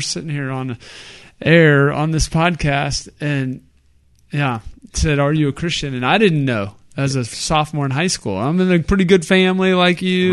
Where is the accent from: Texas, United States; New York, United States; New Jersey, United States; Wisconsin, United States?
Texas, United States; we're from Texas. We're Texans.